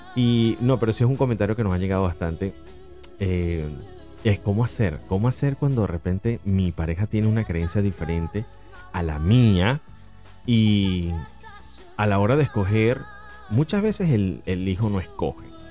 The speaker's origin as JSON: {"language": "Spanish", "country": "Venezuela", "said": "soy venezolano"}